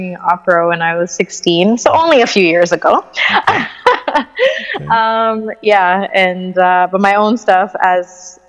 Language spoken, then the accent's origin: English; Canada; also born or lived in Croatia; I was born in Croatia, Eastern Europe. And I can't say born and raised because I was only partially raised there, and then we came to Canada.